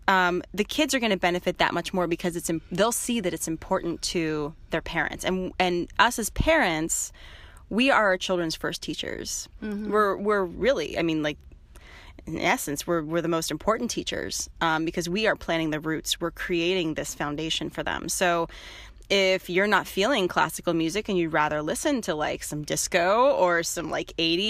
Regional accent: Midwest, United States; moved away as an adult; also born or lived in Boston, Massachusetts; now in Marin, United States; I'm from the Midwest originally

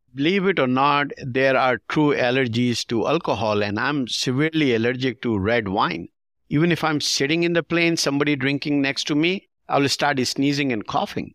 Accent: Pakistan; now in United States; We grew up in Pakistan watching some Hollywood movies

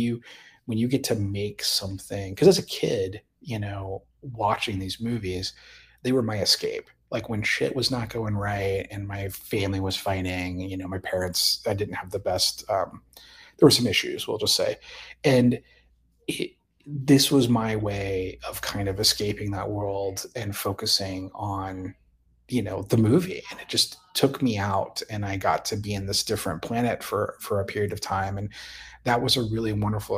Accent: Indiana, United States; now in Austin, United States; I grew up in Indiana, lower middle class.

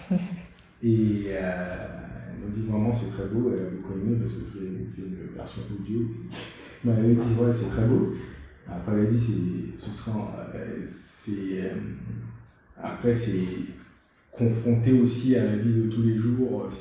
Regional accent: Guadeloupe; moved away; also born or lived in Haiti; Moi, j'ai grandi mes premières années en Haïti, ensuite j'ai grandi en Guadeloupe.

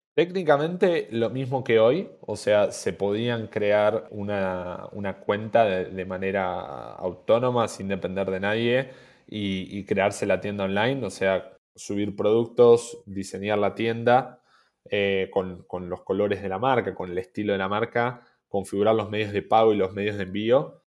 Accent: Argentina; siendo argentinos

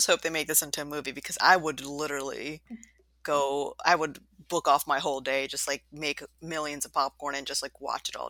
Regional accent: New York, United States; because I'm also from New York

